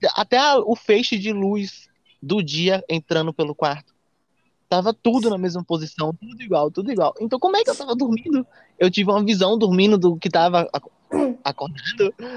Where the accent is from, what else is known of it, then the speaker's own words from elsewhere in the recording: Salvador, Bahia, Brazil; Nós somos de Salvador, somos da Bahia